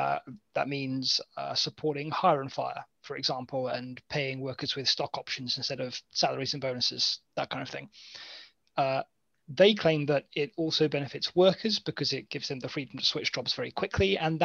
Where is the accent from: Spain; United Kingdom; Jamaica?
United Kingdom; yes, but I'm British.